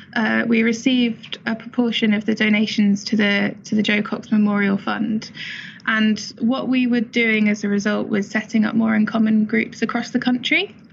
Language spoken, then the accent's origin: English; Lincolnshire, East Midlands, United Kingdom; I come from Lincolnshire myself.